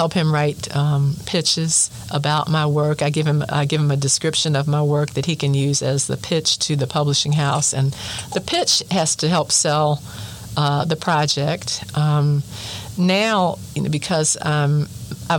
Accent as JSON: {"language": "English", "town": "Baltimore", "region": "Maryland", "country": "United States", "tie": "born or raised there", "said": "my hometown of Baltimore"}